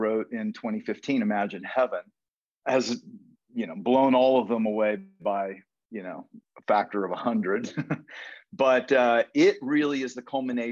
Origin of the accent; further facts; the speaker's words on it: Houston, Texas, United States; now in Austin, United States; I grew up in Houston